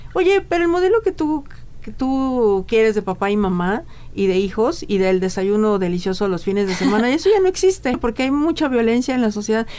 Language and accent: Spanish; Mexico; la calidad de vida que tenemos como mexicanos